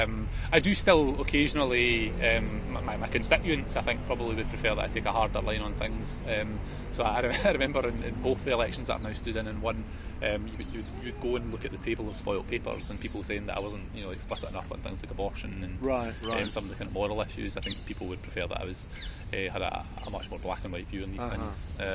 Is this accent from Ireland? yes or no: no; Scotland, United Kingdom; I'm a Scottish Nationalist politician. He's an Ulster Unionist.